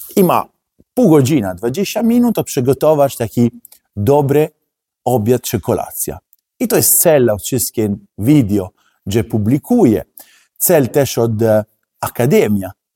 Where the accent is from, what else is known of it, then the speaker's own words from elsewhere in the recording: Italy; Polish is a second language; now in Poland; jestem Włoch